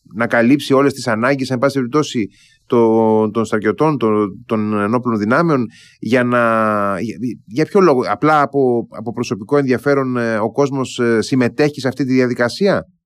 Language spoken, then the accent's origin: Greek; Greece; στην Ελλάδα